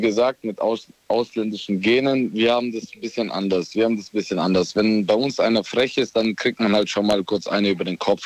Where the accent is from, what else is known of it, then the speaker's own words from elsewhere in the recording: Romania; now in Ulm, Germany; ich bin gebürtiger Rumäne